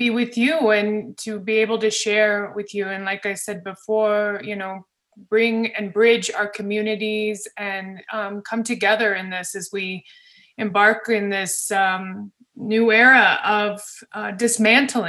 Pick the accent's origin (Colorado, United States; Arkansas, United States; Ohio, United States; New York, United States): Colorado, United States; I was born in Colorado